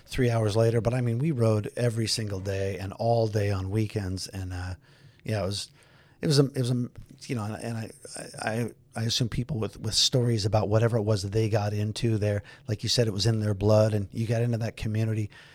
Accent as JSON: {"language": "English", "town": "Los Angeles", "region": "California", "country": "United States", "tie": "born or raised there", "said": "I grew up in the San Fernando Valley, out in Granada Hills"}